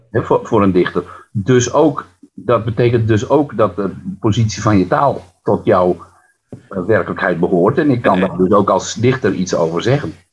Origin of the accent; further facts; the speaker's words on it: Friesland, Netherlands; first language West Frisian; Dutch is a second language; ik ben natuurlijk opgegroeid in het Fries. Hè? Mijn, wij, wij, mijn eh, Friestalige familie in een dorp, Fries, volledig Fries dorp nog in de jaren zestig.